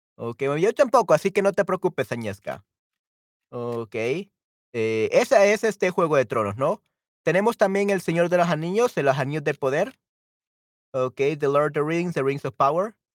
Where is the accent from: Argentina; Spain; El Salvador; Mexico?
El Salvador; soy este salvadoreño de El Salvador, latinoamericano